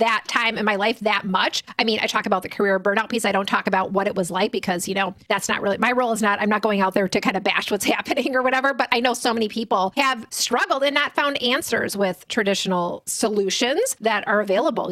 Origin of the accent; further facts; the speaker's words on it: Midwest, United States; we're from the Midwest